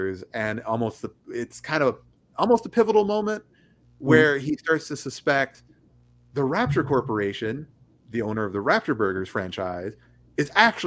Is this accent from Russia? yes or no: no; Oklahoma, United States; moved away; also born or lived in Texas; I grew up in Oklahoma, and Oklahoma is in the Bible Belt